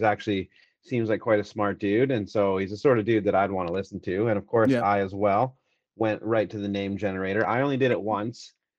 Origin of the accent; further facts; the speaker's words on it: Canada; I am from Canada.